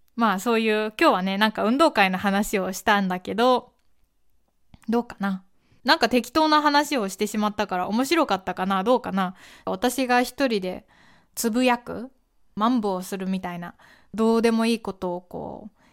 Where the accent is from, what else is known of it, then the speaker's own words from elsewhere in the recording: Kyoto, Japan; この私みたいな京都出身の人